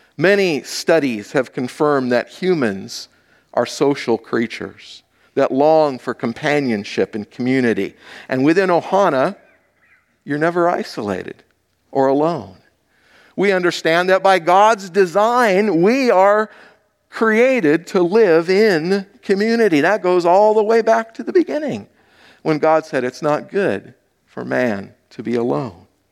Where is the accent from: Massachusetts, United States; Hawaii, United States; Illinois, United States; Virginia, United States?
Hawaii, United States; moved away; I grew up in Hawaii.